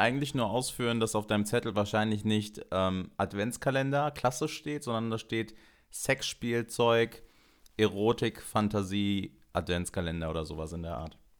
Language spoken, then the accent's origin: German; Germany; now in Cologne, Germany; aber ich bin hier in Deutschland geboren und meine Mutter auch